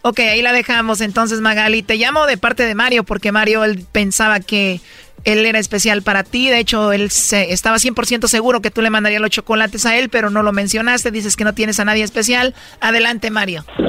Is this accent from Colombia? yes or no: no; Jalisco, Mexico; yo soy de Jalisco